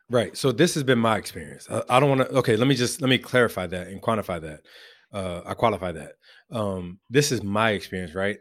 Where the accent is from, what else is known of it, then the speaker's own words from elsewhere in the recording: Louisville, Kentucky, United States; accent: Louisville; growing up in Western Louisville